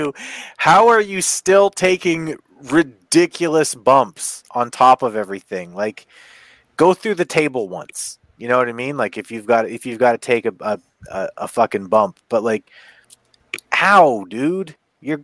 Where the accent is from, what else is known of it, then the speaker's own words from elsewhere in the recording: Canada; I'm Canadian